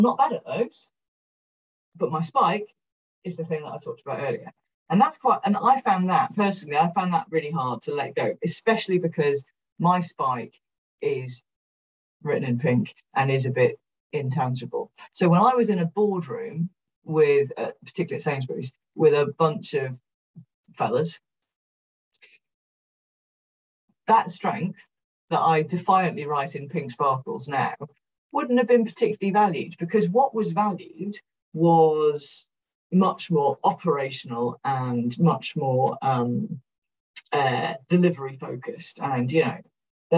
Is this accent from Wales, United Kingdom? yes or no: yes; Cardiff, Wales, United Kingdom; moved away as an adult; I'm from South Wales